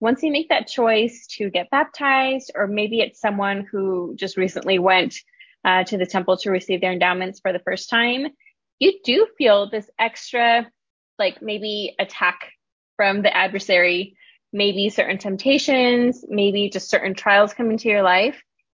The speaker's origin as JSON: {"language": "English", "town": "Las Vegas", "region": "Nevada", "country": "United States", "tie": "born or raised there", "said": "In Las Vegas. I've been here maybe like 25 years."}